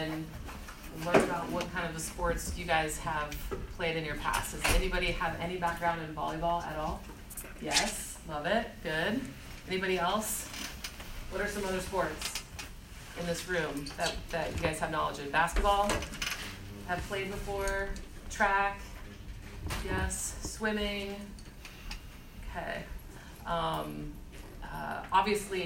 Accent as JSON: {"language": "English", "region": "Ohio", "country": "United States", "tie": "born or raised there", "also_born_or_lived": "Myrtle Beach, South Carolina", "moved": "as an adult", "said": "I grew up in Ohio"}